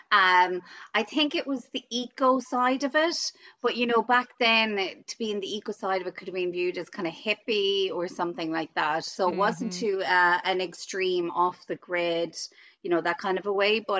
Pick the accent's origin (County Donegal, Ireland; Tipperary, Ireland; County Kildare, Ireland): Tipperary, Ireland; Um, I am from Tipperary in Ireland, a country girl.